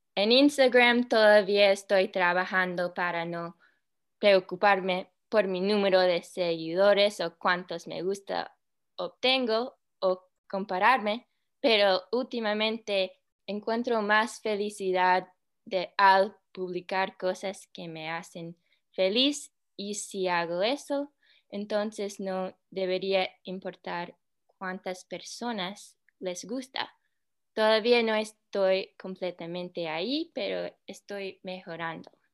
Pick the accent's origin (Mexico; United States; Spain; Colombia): United States; Spanish is a second language; de los Estados Unidos